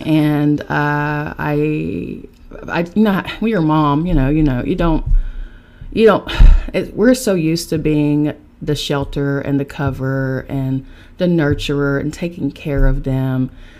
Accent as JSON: {"language": "English", "town": "Charleston", "region": "West Virginia", "country": "United States", "lives_now": "New York City, United States", "said": "I am from Charleston, West Virginia, and I'm now residing in New York City with my boys."}